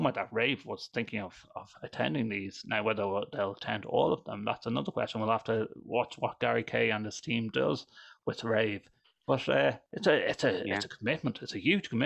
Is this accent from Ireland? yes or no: yes; Ireland; I'm Irish. I'm Irish